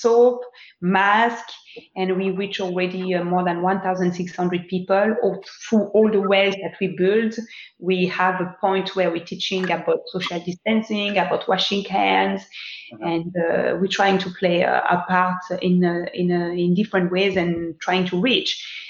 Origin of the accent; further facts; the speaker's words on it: Lubumbashi, Haut-Katanga, DR Congo; born there; I was born in Lubumbashi